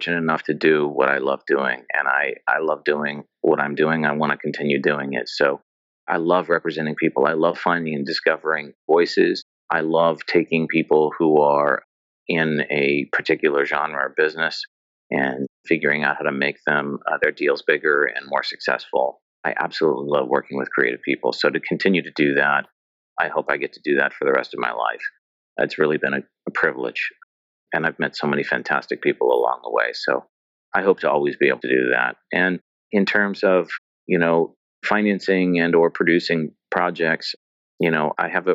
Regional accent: United States; as an American kid

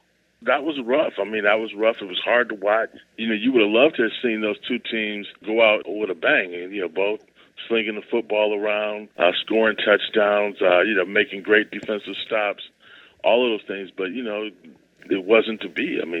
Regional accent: Ohio, United States; I'm from Ohio.

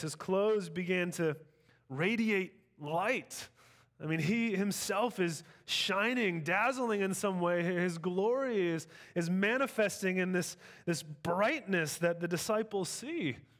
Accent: Sacramento, California, United States; I grew up in Sacramento

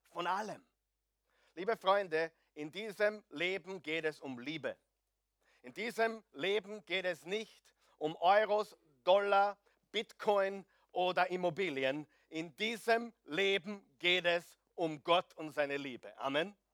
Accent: Austria; Ich weiß, wir sind Österreicher. Nur die Skandinavier sind noch schlimmer.

